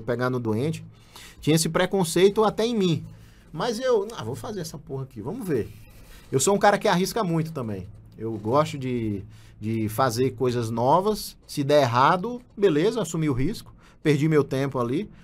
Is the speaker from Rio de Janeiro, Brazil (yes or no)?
no; João Pessoa, Paraíba, Brazil; moved away; eu não quis voltar para minha cidade natal, que é em João Pessoa, na Paraíba